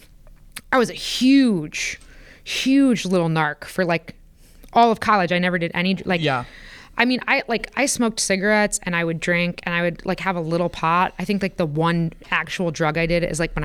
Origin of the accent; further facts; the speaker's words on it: Porter County, Indiana, United States; I grew up in Porter County